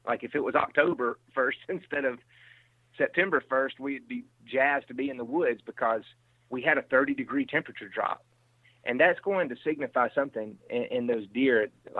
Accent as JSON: {"language": "English", "region": "Mississippi", "country": "United States", "lives_now": "Iowa, United States", "said": "Now, I'm from Mississippi, and I've lived in Iowa now 4 or 5 years."}